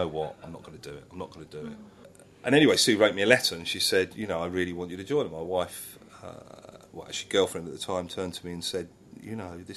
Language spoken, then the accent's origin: English; Watford, East of England, United Kingdom; I come from Watford